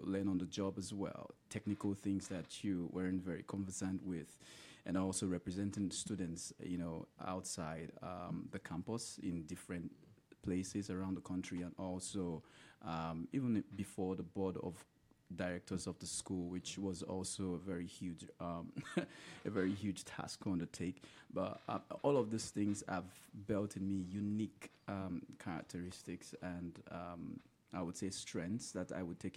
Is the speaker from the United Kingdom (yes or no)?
no; Nigeria; moved away; the side of the world that I'm from Nigeria and West Africa